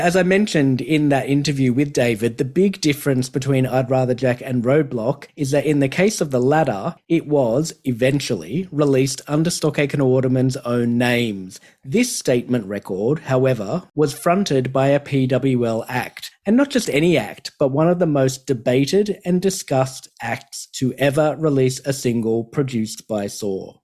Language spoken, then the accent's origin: English; Australia; Growing up in Australia